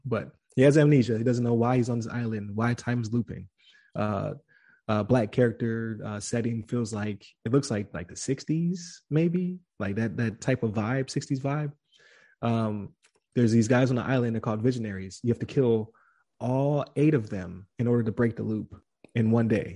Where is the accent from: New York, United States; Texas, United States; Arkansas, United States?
New York, United States; Buffalo; I'm from Buffalo, New York